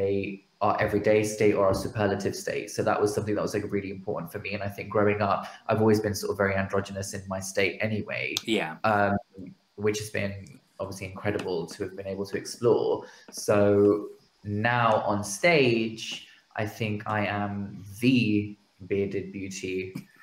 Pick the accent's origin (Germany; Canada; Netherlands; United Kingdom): United Kingdom; we as British South Asians also come from this mixed culture